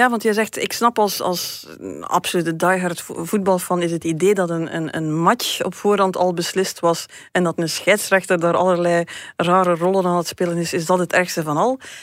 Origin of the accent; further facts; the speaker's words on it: West Flanders, Belgium; West-Vlaanderen, waar ik vandaan kom